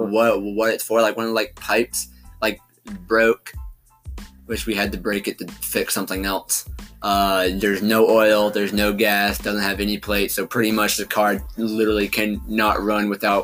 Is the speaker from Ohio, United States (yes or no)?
no; Randleman, North Carolina, United States; now in Thomasville, United States; we live in North Carolina. We don't live in Randleman. We're from Randleman. We live in Davidson County. We live in Thomasville, right on the edge of Lexington.